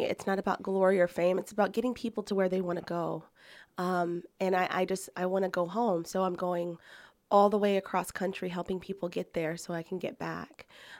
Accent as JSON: {"language": "English", "town": "Sicklerville", "region": "New Jersey", "country": "United States", "tie": "born or raised there", "said": "I was born on the East Coast in a little town called Sicklerville in New Jersey, and grew up there, had a life there, and decided that that moving was going to be my life's mission, and I decided to pack everything up and head west."}